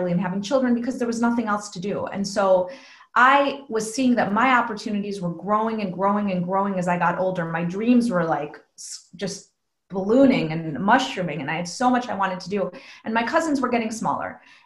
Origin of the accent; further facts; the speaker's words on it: United States; all the privileges of growing up in the United States in this amazing country